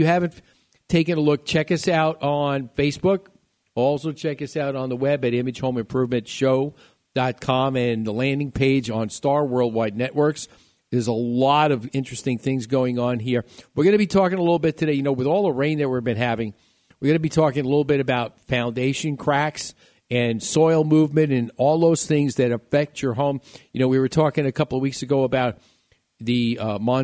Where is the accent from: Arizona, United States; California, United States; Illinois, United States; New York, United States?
New York, United States; New York City; my hometown at City Field in New York in Flushing